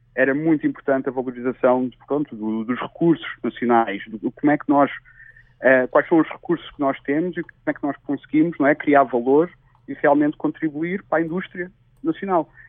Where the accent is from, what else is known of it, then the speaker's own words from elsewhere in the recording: Tavira, Algarve, Portugal; moved away as an adult; also born or lived in Lisbon; eu sou de Tavira. É, por acaso nasci em, em Lisboa, mas é, vivi lá é, a minha vida toda até aos 19 anos